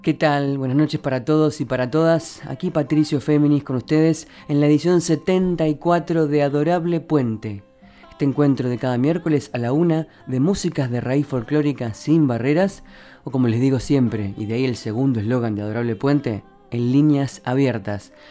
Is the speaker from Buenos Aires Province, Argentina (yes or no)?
yes; La Plata, Buenos Aires Province, Argentina; platenses como yo, pero sí desde mi ciudad natal